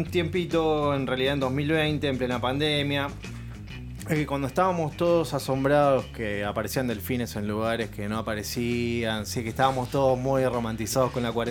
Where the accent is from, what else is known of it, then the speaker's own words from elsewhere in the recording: Monte Chingolo, Buenos Aires Province, Argentina; a Montechingolo. La curva sigue siendo la curva, nunca cambió. ahí no hubo cuarentena ni pandemia, nada. Bueno, eh, un saludo a mi pueblo natal.